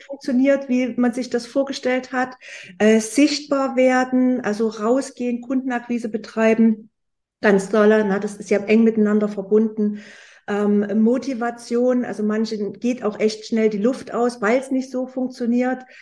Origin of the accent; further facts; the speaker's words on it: Leipzig, Saxony, Germany; ich komme aus Leipzig